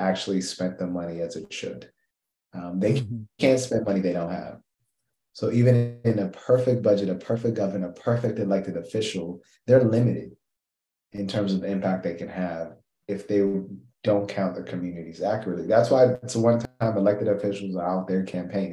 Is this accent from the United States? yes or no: no; Kenya; I'm Kenyan